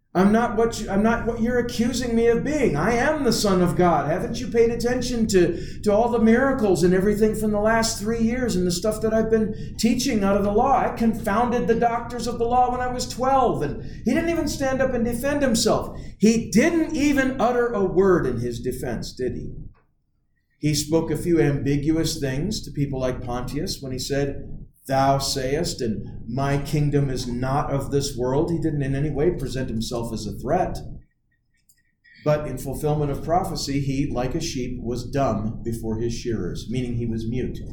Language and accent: English; United States; we, as Americans